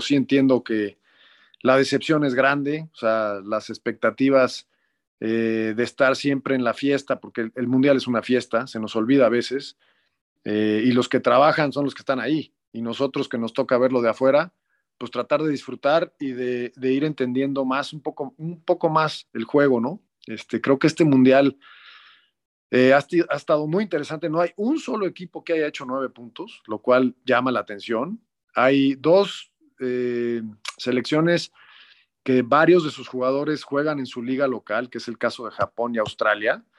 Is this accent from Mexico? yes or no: yes; Mexico; lo hicimos como mexicano